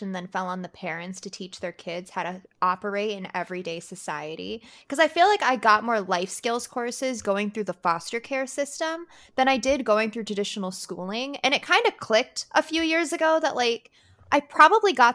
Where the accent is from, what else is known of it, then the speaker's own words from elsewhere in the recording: Colorado, United States; I grew up in Colorado